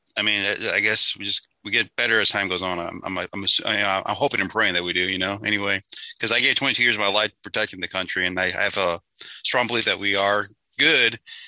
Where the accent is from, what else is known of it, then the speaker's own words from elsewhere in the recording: St. Louis, Missouri, United States; I came from St. Louis. So a few years ago, like maybe like 10 years ago, we had a bunch of Bosnians refugees come there.